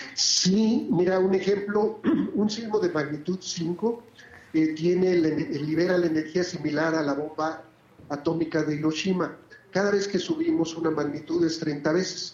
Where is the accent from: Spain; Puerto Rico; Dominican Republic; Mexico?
Mexico; ahí sí me siento muy orgulloso de ser, de ser mexicano